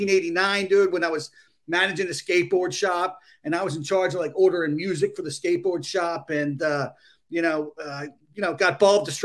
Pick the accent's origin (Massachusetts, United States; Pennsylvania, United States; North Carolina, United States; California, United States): Pennsylvania, United States; Delaware County, Philadelphia area; moved away; also born or lived in Ohio; grew up in the Philly area, what they call Delco, Delaware County, which is kind of like this blue collar. It's almost got its own vernacular, its own kind of accent.